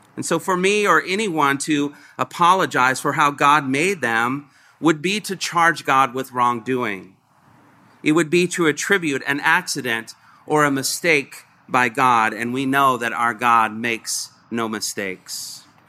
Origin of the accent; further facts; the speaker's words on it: Covington, Indiana, United States; I grew up in Covington, Indiana